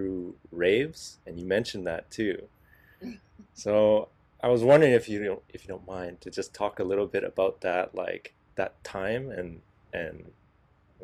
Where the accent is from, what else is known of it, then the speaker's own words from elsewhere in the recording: Vancouver, British Columbia, Canada; I grew up in Vancouver